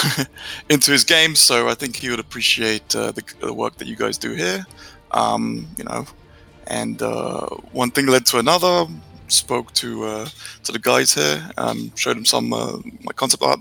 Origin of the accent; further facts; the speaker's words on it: England, United Kingdom; moved away as an adult; also born or lived in Romania; I'm Romanian, yeah. I moved to England when I was 7. And lived there for 21 years